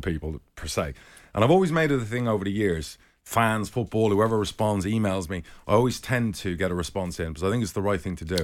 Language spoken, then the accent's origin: English; Spain; when I was twenty, twenty-one, I grew up in Spain.